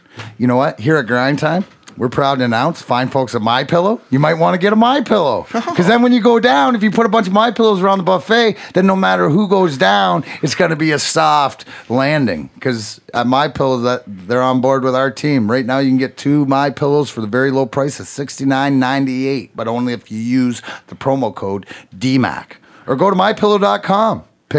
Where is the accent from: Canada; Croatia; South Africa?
Canada; I play rugby. I'm Canadian.